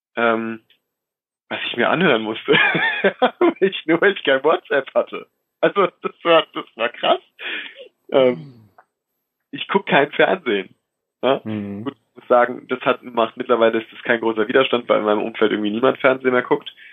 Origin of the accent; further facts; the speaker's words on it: Rhineland-Palatinate, Germany; ich komme aus der Pfalz